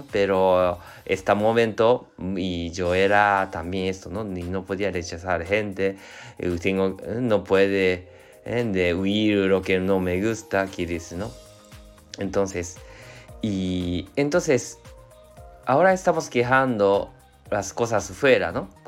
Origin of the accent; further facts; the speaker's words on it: Japan; Spanish is a second language; yo soy japonés, entonces, y somos un eh, poquito adictos de trabajo